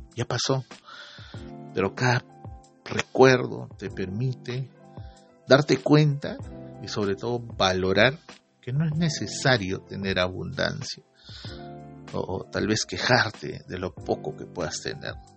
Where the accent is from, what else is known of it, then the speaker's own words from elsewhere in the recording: Iquitos, Loreto, Peru; moved away; Tuve la oportunidad de volver a mi tierra, ¿no? a mi isla bonita, a mis quitos de siempre.